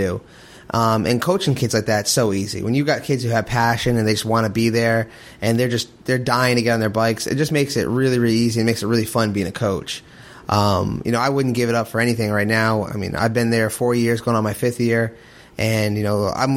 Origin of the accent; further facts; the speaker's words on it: Rhode Island, United States; now in Kentucky, United States; I'm originally from Rhode Island.